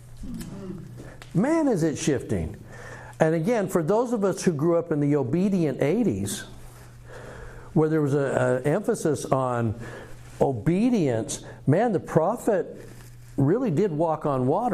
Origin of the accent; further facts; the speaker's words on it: Utah, United States; I grew up in Utah, and here's what the church looked like, meaning this is what my ward looked like